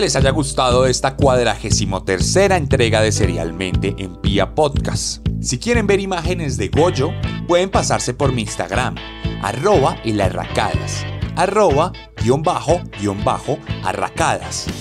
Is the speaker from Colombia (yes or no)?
yes; Colombia; como colombiano